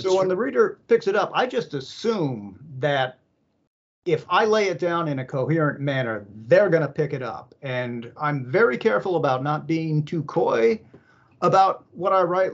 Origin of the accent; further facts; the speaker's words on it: San Francisco, California, United States; I I grew up in San Francisco